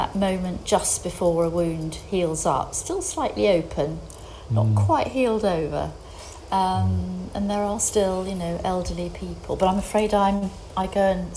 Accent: United Kingdom; now in Greece; I'm still British.

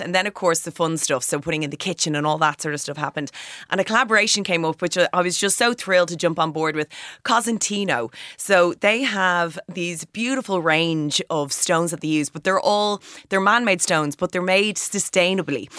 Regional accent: Bray, County Wicklow, Ireland; now in Dublin, Ireland; I'm from County Wicklow, I'm from Bray, uh, but I live in Dublin

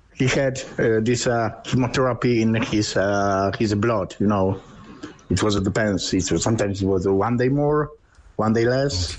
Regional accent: Poland; English is a second language; now in Ireland; we are from the Poland, uh, and all the family it's outside the border

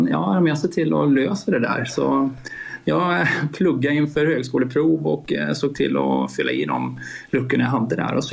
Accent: Skåne, Sweden; also born or lived in Borås; now in Lidköping, Sweden; Dels så är jag född och uppvuxen i Skåne faktiskt, även om inte det kanske hörs på dialekten på samma sätt längre. sen har jag gjort en liten tur till Borås bland annat och sen hamnat i Lidköping då.

